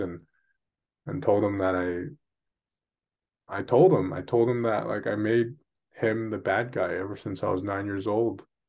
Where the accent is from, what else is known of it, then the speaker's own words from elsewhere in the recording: Vancouver, British Columbia, Canada; I was born and raised here in Vancouver, in Canada.